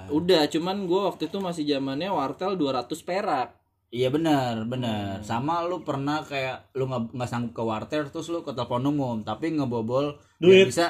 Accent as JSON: {"language": "Indonesian", "region": "Jakarta", "country": "Indonesia", "said": "gue ini kan anak Jakarta juga"}